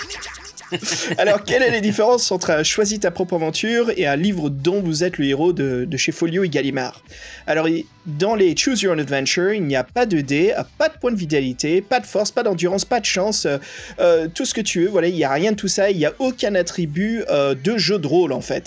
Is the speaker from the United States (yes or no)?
yes; United States; moved away; une grande partie de mon enfance aux USA